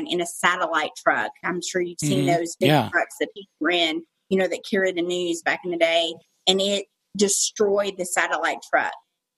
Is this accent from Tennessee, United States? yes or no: no; Eastern Kentucky, United States; I'm from Eastern Kentucky